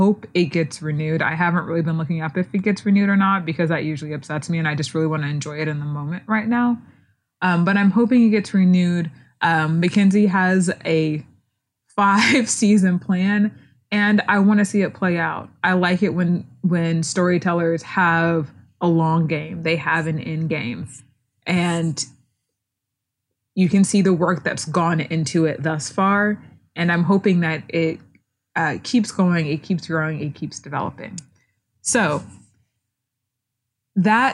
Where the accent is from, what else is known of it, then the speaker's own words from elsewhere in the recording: Houston, Texas, United States; I'm from Houston